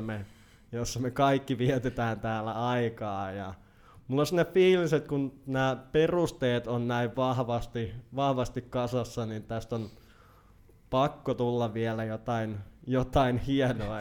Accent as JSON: {"language": "Finnish", "town": "Naantali", "region": "Southwest Finland", "country": "Finland", "tie": "born or raised there", "also_born_or_lived": "Laitila / Turku region / Helsinki region", "lives_now": "Turku, Finland", "said": "lapsuuteni olen viettänyt puoliksi, ö, Vakka-Suomen keskuksessa Laitilassa ja sitten sen jälkeen olen viihtynyt Naantalissa siihen asti, että olen täysi-ikäisyyden saavuttanut."}